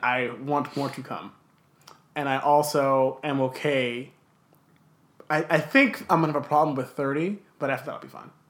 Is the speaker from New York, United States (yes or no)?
no; Los Angeles, California, United States; also born or lived in Downey; I was born in Los Angeles nearly 27 years ago